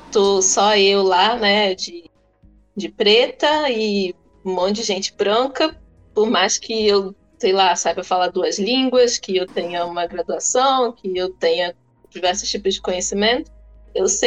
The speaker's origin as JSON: {"language": "Portuguese", "country": "Angola", "said": "Então eu já coloco logo que eu sou angolano, que eu sou preto"}